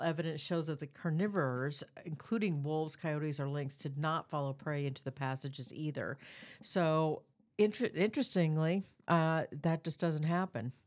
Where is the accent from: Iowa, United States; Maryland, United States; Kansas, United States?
Iowa, United States; Des Moines; I was born in Des Moines. I've grew up on the east side of Des Moines